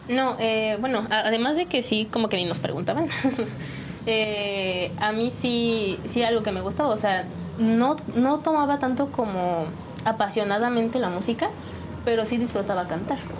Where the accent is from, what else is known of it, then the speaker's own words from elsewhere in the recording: San Juan del Río, Querétaro, Mexico; De San Juan del Río. Sí, aquí nací